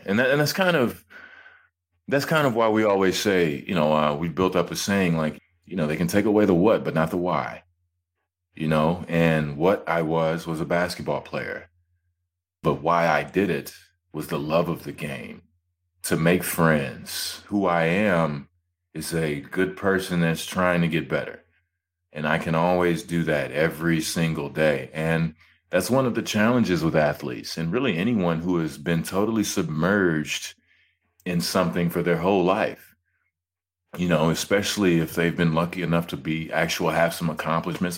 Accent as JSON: {"language": "English", "town": "Hutchins", "region": "Texas", "country": "United States", "tie": "born or raised there", "also_born_or_lived": "Georgia / Toronto", "moved": "as an adult", "said": "I come from Hutchins, Texas, of course. It started out on the concrete, playing with my friends"}